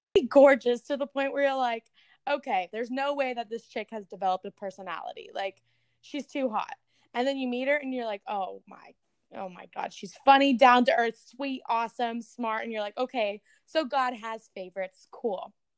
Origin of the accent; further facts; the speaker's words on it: the South, United States; now in Los Angeles, United States; growing up in the South